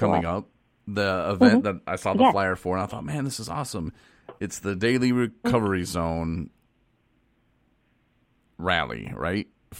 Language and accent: English; Coloma, Michigan, United States; also born or lived in Kalamazoo, Michigan; I grew up in Coloma, so I'm pretty familiar with the area.